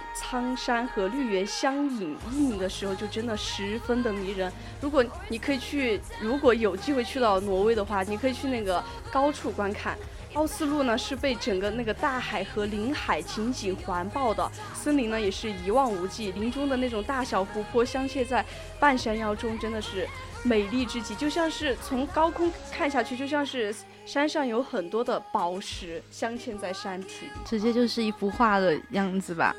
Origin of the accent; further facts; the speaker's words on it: China; 像我们中国人这种猎奇，然后对新鲜事物的一个好奇心态